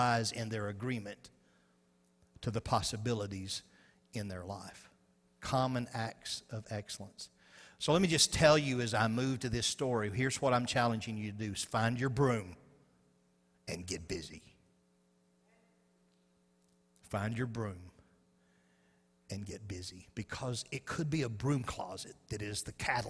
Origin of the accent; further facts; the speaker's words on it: Arkansas, United States; I'm from Arkansas.